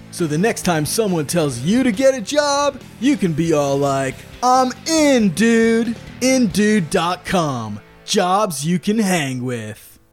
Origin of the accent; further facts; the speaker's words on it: United States; us as Americans, right, I consider myself American.